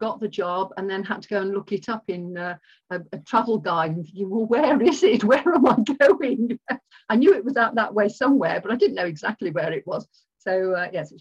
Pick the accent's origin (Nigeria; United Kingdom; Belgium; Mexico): United Kingdom; Birmingham, West Midlands; moved away as an adult; also born or lived in Kingsbury / Surrey; born and brought up in Birmingham